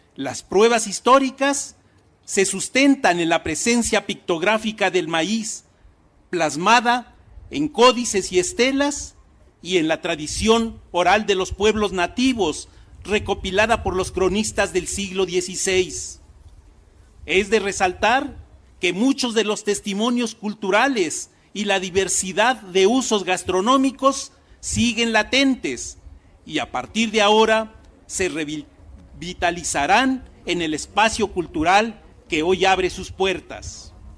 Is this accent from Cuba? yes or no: no; Mexico; Como mexicano, y que según el Popol Vuh, mis ancestros fueron criados de masa de maíz